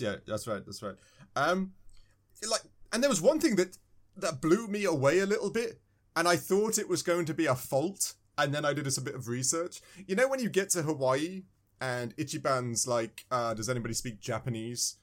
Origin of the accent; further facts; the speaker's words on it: England, United Kingdom; I'm from England